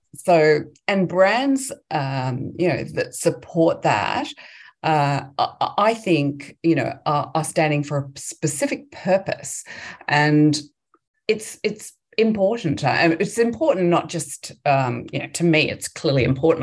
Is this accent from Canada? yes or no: no; England, United Kingdom; moved away as an adult; now in Australia; I grew up in England, um, in the UK, and uh, moved to Australia as an 18 year old